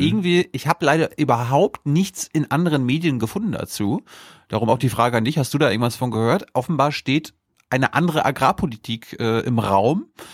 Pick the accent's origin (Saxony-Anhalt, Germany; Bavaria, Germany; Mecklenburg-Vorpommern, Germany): Mecklenburg-Vorpommern, Germany; ich kenne meine Heimat gar nicht ohne Till Backhaus